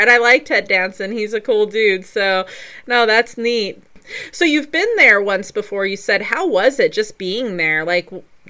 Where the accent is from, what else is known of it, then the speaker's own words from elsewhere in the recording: Colorado, United States; moved away as an adult; now in North Carolina, United States; For instance, I'm in North Carolina at the moment part-time, but I'm from Colorado, which is close to 2,000 miles away.